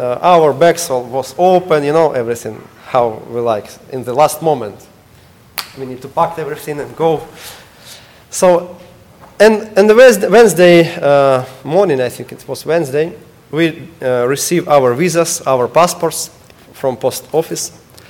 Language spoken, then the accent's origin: English; Ukraine; English is a second language; now in United States; I'm student now. I'm study English, and I need to pass tests.